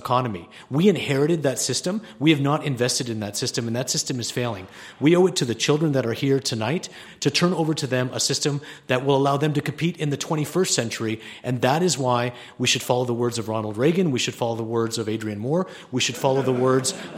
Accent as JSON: {"language": "English", "country": "Canada", "tie": "born or raised there", "moved": "yes", "lives_now": "Colorado, United States", "said": "I was born in Canada."}